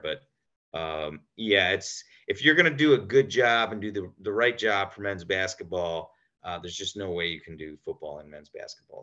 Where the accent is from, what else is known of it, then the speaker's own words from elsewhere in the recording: Michigan, United States; I grew up in Michigan.